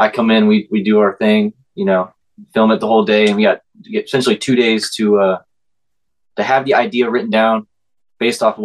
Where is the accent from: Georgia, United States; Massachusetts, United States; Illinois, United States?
Georgia, United States; Atlanta; we've always been around Atlanta